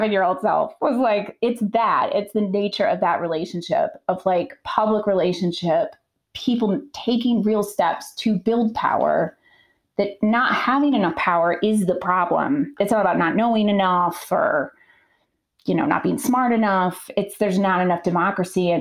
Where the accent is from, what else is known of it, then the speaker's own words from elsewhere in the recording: Ottumwa, Iowa, United States; moved away as an adult; also born or lived in Chicago; now in Minnesota, United States; Where I grew up in Iowa, I grew up in a town called Ottumwa, which was very class divided